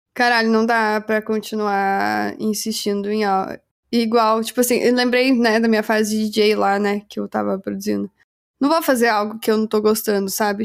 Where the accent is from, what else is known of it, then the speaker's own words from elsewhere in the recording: Brazil; nós somos brasileiros